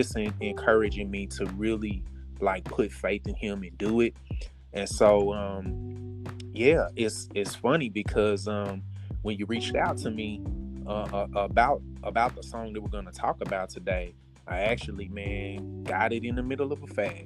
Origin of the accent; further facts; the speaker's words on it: Kansas City, Missouri, United States; moved away as an adult; now in Houston, United States; I am originally from Kansas City, Missouri, born and raised. Relocated to Houston a few years ago, not for job purposes, but I'm an ordained minister.